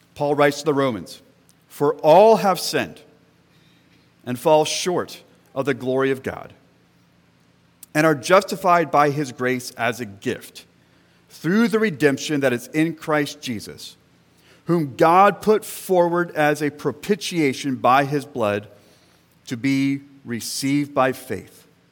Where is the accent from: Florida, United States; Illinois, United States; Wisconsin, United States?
Florida, United States; central; moved away; I grew up in a Southern Baptist church in central Florida